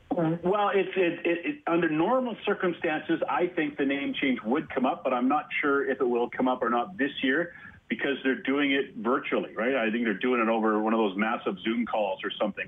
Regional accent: Toronto, Ontario, Canada; I grew up in Toronto as a Leaf fan

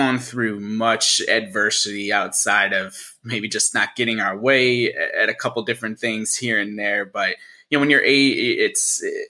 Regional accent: Central New York, United States; the Central New York community, my hometown

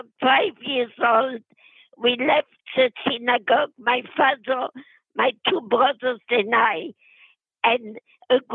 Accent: Metz, Grand Est, France; English is a second language; moved away as an adult; also born or lived in Poitiers, France / Germany / Vietnam; now in Los Angeles, United States; I was born in Metz, M-E-T-Z, which is the capital of the state of Moselle, M-O-S-E-L-L-E, in Lorraine. And I was raised in Metz until 1939

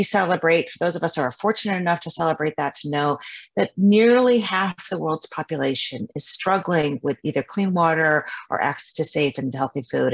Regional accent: Midwest, United States; I grew up kind of in the Midwest

